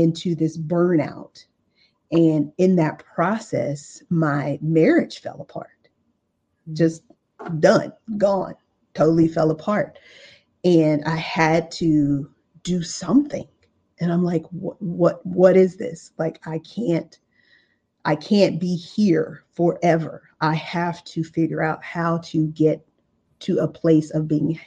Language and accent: English; Los Angeles, California, United States; I came from South Central Los Angeles. I grew up in a single parent home.